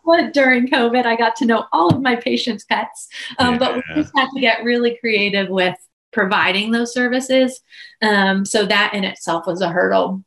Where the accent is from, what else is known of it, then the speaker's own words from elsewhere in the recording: Pittsburgh, Pennsylvania, United States; moved away as an adult; now in Blacksburg, United States; I am originally from Pennsylvania, Pittsburgh area, but have relocated down here to go to school and then just stayed